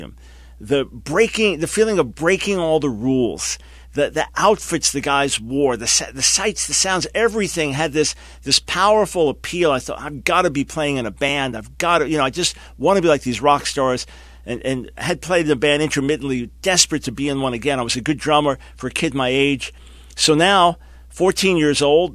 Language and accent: English; New York City and Long Island, United States; born and raised in New York City and Long Island